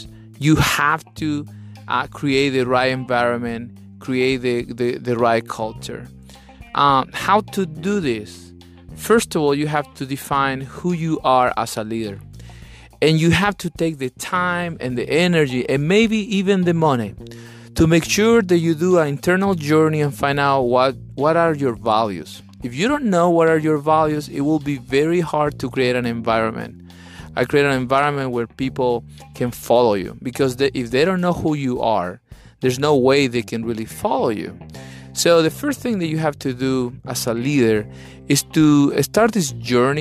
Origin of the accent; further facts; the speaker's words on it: Chile; English is a second language; now in Atlanta, United States; I'm from Chile, South America